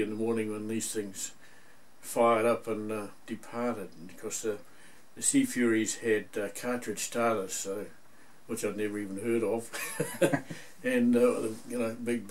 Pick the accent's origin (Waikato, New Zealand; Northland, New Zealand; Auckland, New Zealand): Northland, New Zealand; Whangarei; Born in Whangarei. Went to Whangarei Boys High and left school from there to join the Air Force